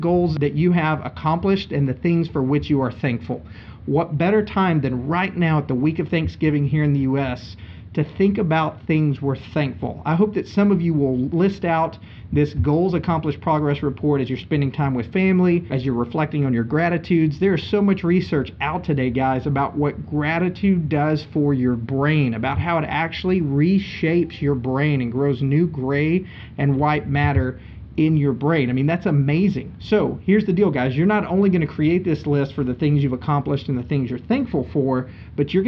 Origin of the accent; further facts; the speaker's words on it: Linden, Texas, United States; They got offered some land in my tiny town of Linden, Texas, and that's where they stayed. And that's why I'm from Texas